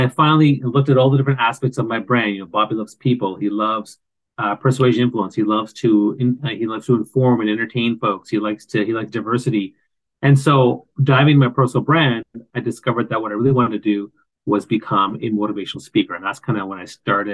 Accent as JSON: {"language": "English", "region": "East Coast of Canada", "country": "Canada", "tie": "born or raised there", "said": "I grew up on the East Coast of Canada"}